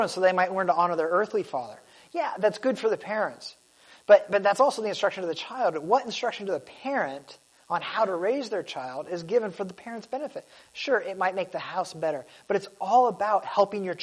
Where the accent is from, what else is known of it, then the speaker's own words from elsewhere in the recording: United States; I was born in America